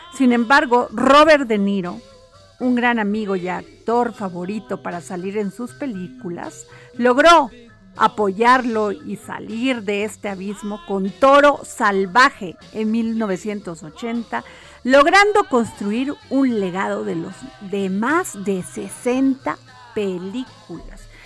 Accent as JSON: {"language": "Spanish", "region": "Veracruz", "country": "Mexico", "said": "yo soy sureña, soy de Veracruz"}